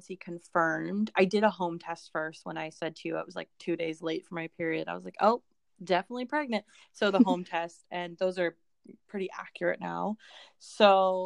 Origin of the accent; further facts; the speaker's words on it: Vancouver, British Columbia, Canada; also born or lived in Langley; we're from Vancouver